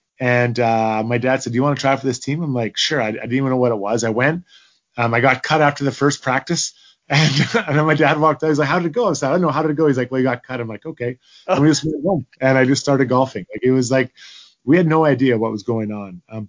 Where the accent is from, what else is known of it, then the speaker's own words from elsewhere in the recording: Edmonton, Alberta, Canada; growing up in Edmonton